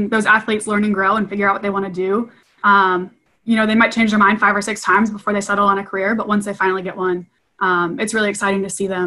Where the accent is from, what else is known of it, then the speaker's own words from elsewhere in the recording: Ohio, United States; I was born and raised in Ohio